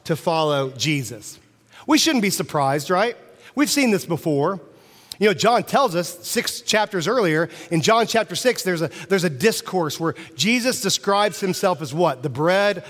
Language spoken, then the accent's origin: English; Central Illinois, United States; I'm from Central Illinois.